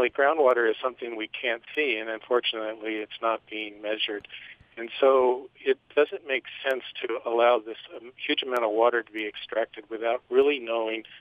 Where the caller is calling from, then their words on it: Phoenix, Arizona, United States; Um, I am calling from Phoenix, Arizona on a cell phone.